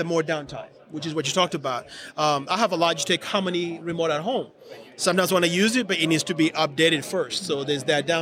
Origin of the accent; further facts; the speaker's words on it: Georgia, United States; I'm from Georgia